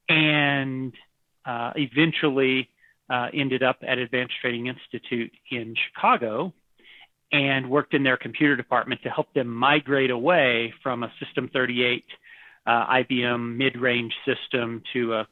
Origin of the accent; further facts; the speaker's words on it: Taiwan; also born or lived in Texas; Um, I was born in Taiwan. Oh wow! My parents were missionaries, and I grew up there for several years, and then ended up in Texas.